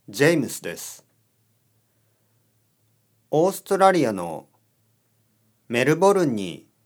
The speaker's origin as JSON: {"language": "Japanese", "region": "Hokkaido", "country": "Japan", "tie": "born or raised there", "moved": "as an adult", "lives_now": "Kyoto, Japan", "said": "私は京都に住んでいます。出身は北海道です。家族はみんな北海道に住んでいます。"}